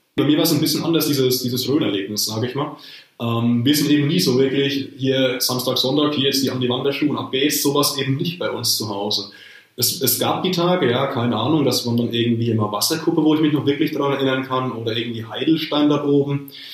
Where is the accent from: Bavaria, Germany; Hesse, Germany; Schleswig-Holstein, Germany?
Bavaria, Germany; Rhön; in meinem Heimatort